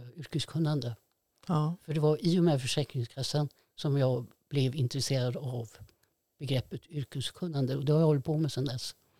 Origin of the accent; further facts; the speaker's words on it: Fiskebäckskil, Västra Götaland, Sweden; jag är ju uppvuxen på Skafte. Gick i byskolan i Fiskebäckskil